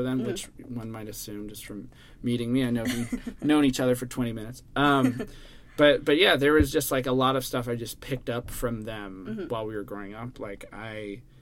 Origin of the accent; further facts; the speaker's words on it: Washington, District of Columbia, United States; moved away as an adult; I'm from around D.C. originally